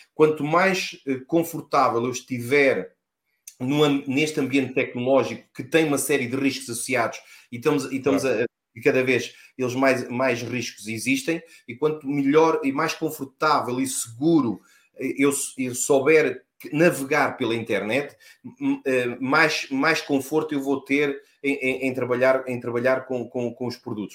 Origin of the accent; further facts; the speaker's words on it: Lisbon, Portugal; sou natural de Lisboa